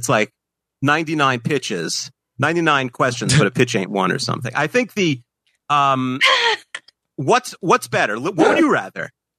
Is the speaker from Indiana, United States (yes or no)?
yes; Indiana, United States; Anyway, I grew up in Indiana in the late 80s, so that's prime Hackman Hoosiers era.